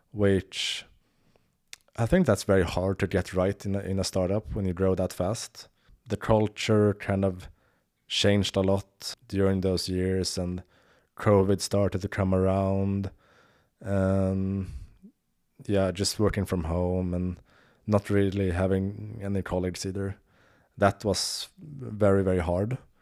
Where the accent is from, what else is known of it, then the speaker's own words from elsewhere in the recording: Sweden; I'm from Sweden, but my, my, uh, father is from, uh, the Ned-, Netherlands